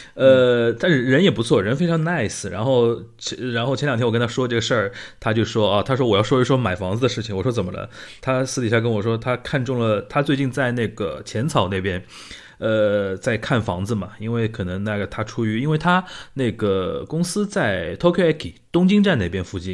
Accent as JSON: {"language": "Chinese", "region": "Shanghai", "country": "China", "said": "我们上海人平时就是聊这类东西"}